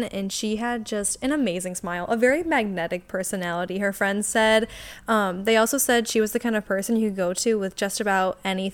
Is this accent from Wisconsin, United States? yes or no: yes; Wisconsin, United States; We're from Wisconsin.